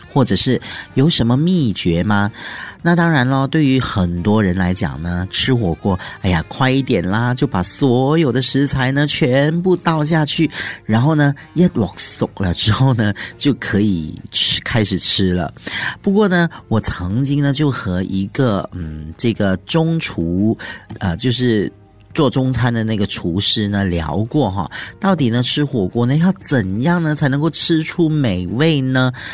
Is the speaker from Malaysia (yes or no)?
yes; Malaysia; 尤其是我们马来西亚人哦，很喜欢吃辣的